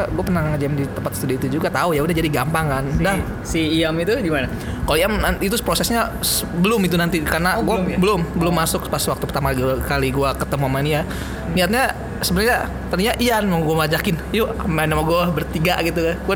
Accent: Tangerang, Banten, Indonesia; kok nggak ada orang Tangerang ya di situ yang nyata ini gue orang Tangerang tuh bisa Tangerang gitu

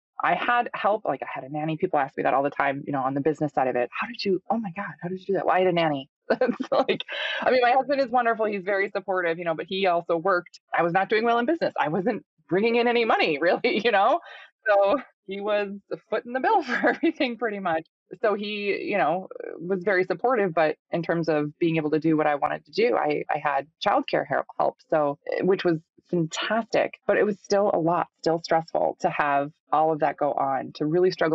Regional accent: Minnesota, United States; I'm from Minnesota, grew up on a small goat farm here

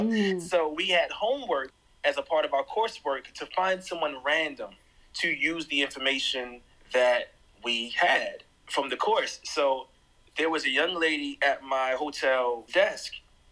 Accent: Jersey City, New Jersey, United States; also born or lived in Miami / Brooklyn / Atlanta; now in Nashville, United States; So I grew up in Jersey City, New Jersey, but also moved to Miami when I was 10 and eventually moved back up north to New Jersey and lived in Brooklyn.

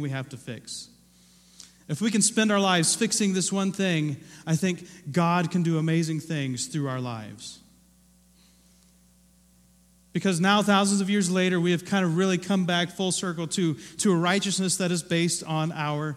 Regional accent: Ohio, United States; moved away; I grew up in Ohio

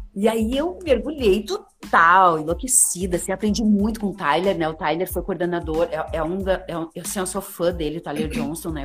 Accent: Santa Maria, Rio Grande do Sul, Brazil; moved away as an adult; now in Porto Alegre, Brazil; eu vim para Porto Alegre, que eu sou de Santa Maria

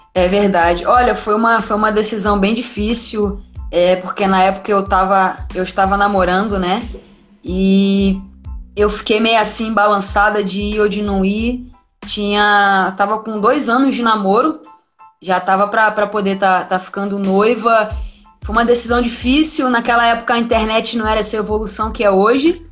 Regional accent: Rio de Janeiro, Brazil; moved away as an adult; also born or lived in Santos; eu nunca saí do Rio, fui sair do Rio com 19 anos

